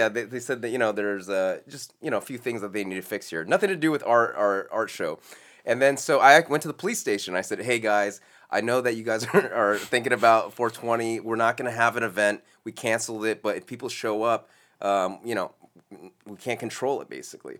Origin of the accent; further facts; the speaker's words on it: Los Angeles, California, United States; I was born here in Los Angeles